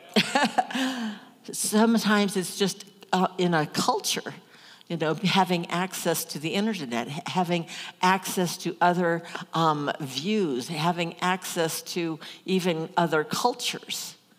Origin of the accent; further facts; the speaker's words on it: Omaha, Nebraska, United States; I grew up in Omaha, big city, but my grandparents had a farm.